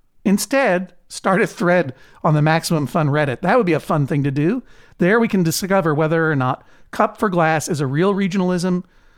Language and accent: English; East Coast, United States; You're from the West Coast. I'm from the East Coast.